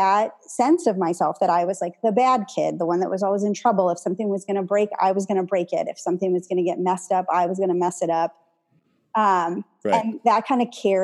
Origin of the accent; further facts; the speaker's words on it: Joliet, Illinois, United States; moved away; also born or lived in Tacoma; I was born in Joliet.